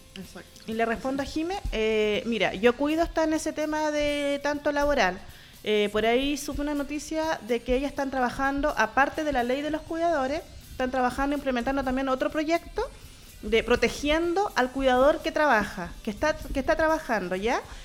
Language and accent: Spanish; Valdivia, Los Ríos, Chile; now in Santiago, Chile; Yo soy de Valdivia, me vine sola acá a Santiago